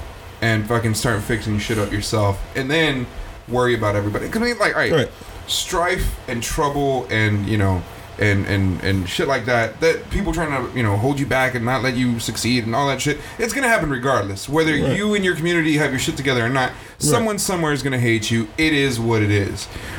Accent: South Africa; And I was like, oh, hey, I'm from South Africa.

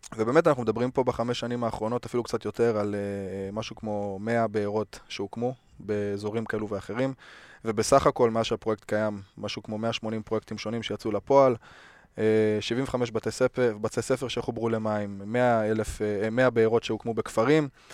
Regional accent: the Ruhr area, North Rhine-Westphalia, Germany; moved away; האזור של, אה, שגם אני מגיע ממנו

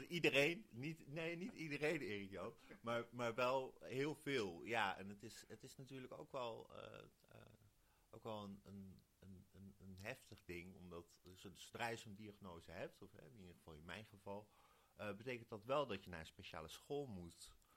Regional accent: Wijk bij Duurstede, Utrecht, Netherlands; ik kom uit Wijk. Dat is hier acht kilometer vandaan. En daar zeggen we Doorn

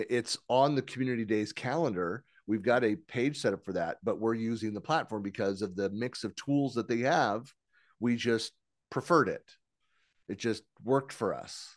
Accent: San Francisco Bay Area, California, United States; I'm born and raised in San Francisco Bay Area

